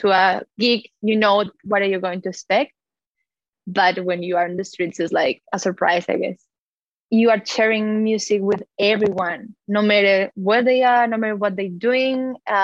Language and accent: English; Colombia; now in Melbourne, Australia; I'm originally from Colombia, and I'm living nowadays